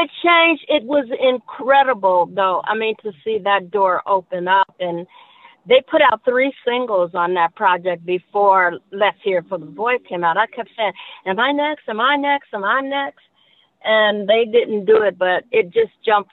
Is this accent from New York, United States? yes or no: no; Gary, Indiana, United States; born or raised there